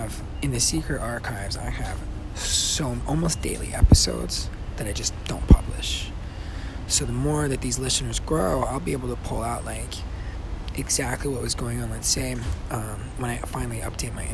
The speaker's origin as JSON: {"language": "English", "town": "Tucson", "region": "Arizona", "country": "United States", "tie": "born or raised there", "moved": "as an adult", "lives_now": "Los Angeles, United States", "said": "my hometown. The Tucson mystery tour"}